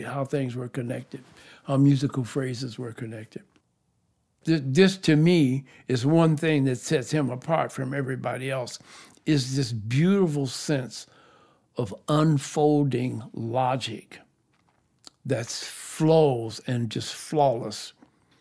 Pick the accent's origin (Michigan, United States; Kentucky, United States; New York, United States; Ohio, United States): Michigan, United States; Detroit; also born or lived in Joplin, Missouri; After that, I moved to Detroit with my mom.